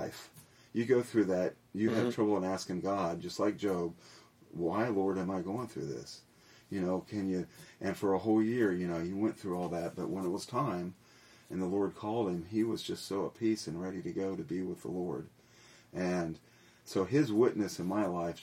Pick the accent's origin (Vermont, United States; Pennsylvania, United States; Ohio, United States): Ohio, United States; Milford; moved away as an adult; also born or lived in Morristown / Hamilton, Ohio; now in Tennessee, United States; their house in Milford that they bought when I was in second grade. We moved from Morristown into Milford, Ohio